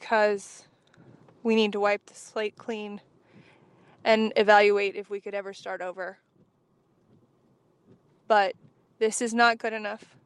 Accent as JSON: {"language": "English", "region": "Wyoming", "country": "United States", "tie": "born or raised there", "said": "I grew up in Wyoming"}